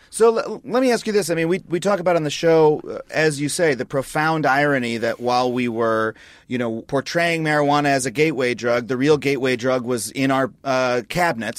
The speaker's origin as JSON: {"language": "English", "area": "Long Island", "region": "New York", "country": "United States", "tie": "born or raised there", "said": "growing up on Long Island"}